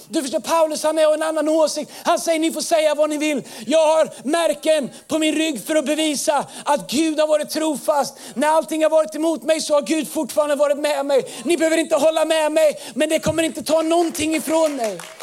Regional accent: Tidaholm, Västra Götaland, Sweden; moved away; jag är uppvuxen i Tidaholm, vi kallar det labbås

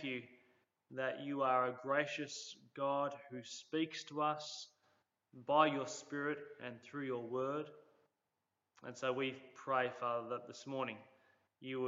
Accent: Cooma, New South Wales, Australia; when I was growing up in Cooma.

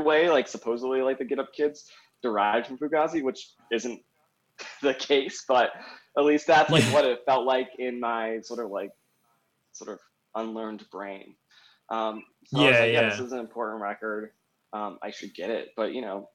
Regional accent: Raleigh, North Carolina, United States; moved away as an adult; also born or lived in Barcelona / Providence, Rhode Island / Washington, District of Columbia, United States / Chapel Hill; now in Denver, United States; I grew up in North Carolina, in the sort of capital town of Raleigh, North Carolina

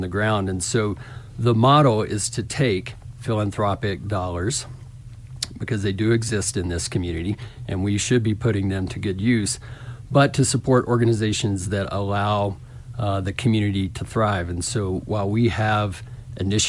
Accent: Little Rock, Arkansas, United States; accent: southern, hint of Texas drawl; now in Telluride, United States; I grew up in Little Rock

